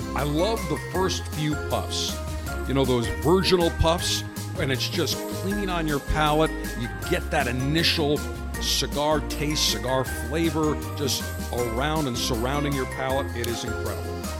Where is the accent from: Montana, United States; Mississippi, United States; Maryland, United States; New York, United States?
New York, United States; Buffalo; growing up in Buffalo